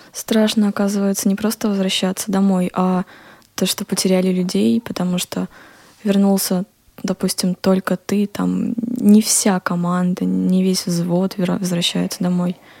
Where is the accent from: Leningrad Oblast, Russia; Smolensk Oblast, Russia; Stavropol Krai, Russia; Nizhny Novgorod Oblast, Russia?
Smolensk Oblast, Russia; Smolensk; я сама родилась в Смоленске и выросла там